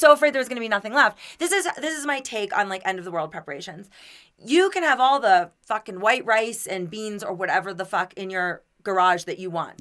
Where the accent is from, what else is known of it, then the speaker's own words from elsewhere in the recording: Florida, United States; now in Denver, United States; I'm from Florida.